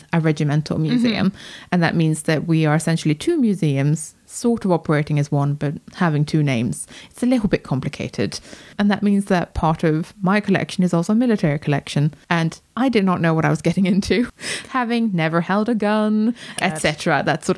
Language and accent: English; Sweden; now in United Kingdom; I was born in Sweden